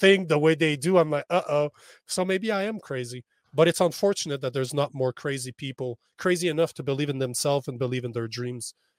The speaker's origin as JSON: {"language": "English", "country": "Canada", "said": "I'm in El Paso. right now, as a Canadian, I'm on the complete opposite side of North America"}